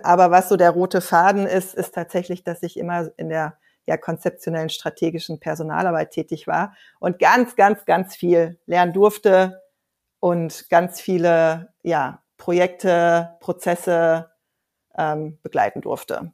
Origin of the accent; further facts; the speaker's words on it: Ruhr area, North Rhine-Westphalia, Germany; Ich bin in so einer ja ganz heilen Mittelstandsfamilie groß geworden im Ruhrgebiet